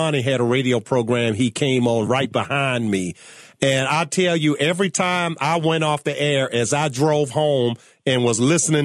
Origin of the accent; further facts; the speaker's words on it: Virginia, United States; my home state of Virginia